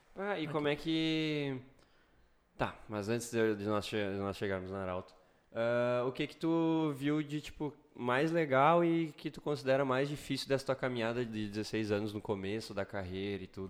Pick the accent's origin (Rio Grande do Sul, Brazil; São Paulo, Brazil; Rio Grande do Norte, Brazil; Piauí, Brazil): Rio Grande do Sul, Brazil; Sobradinho; moved away as an adult; now in Santa Cruz do Sul, Brazil; eu sou de Sobradinho